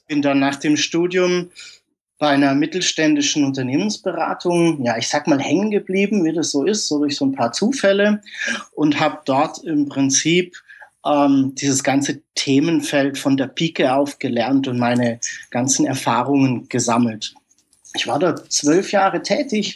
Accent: Germany; also born or lived in Karlsruhe; ich bin aus Deutschland

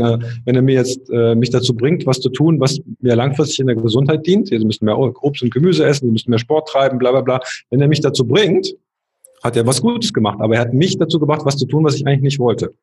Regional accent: a small town near Aachen, North Rhine-Westphalia, Germany; in meinem Heimatort, das war so ein kleines Städtchen in der Nähe von Aachen

